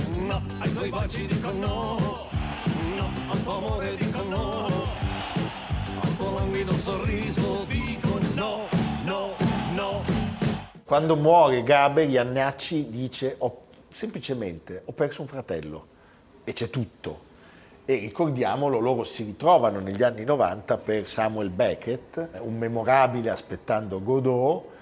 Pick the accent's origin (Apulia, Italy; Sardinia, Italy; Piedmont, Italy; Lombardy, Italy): Lombardy, Italy; Milan; da milanese, da italiano